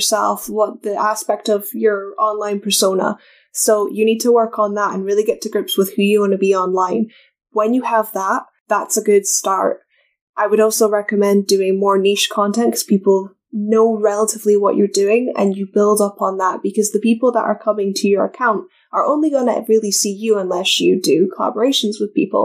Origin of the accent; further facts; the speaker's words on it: Scotland, United Kingdom; accent: Scottish; Americans find my accent more appealing than other Scots